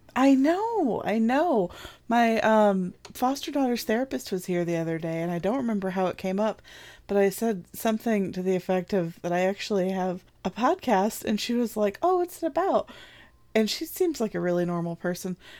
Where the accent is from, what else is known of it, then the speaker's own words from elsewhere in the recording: Midwest, United States; I'm not from the South. I'm from the Midwest.